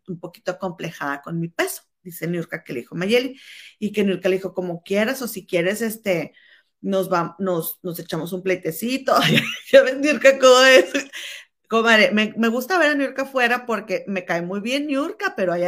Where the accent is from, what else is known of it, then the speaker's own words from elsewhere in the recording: Monterrey, Nuevo León, Mexico; now in London, United Kingdom; mi comadre y yo somos hermanas y chachalacas y somos originarias de la Sultana del Norte de Monterrey, Nuevo León, México. Nada más que mi comadre ahora reside en Chicago y yo en Londres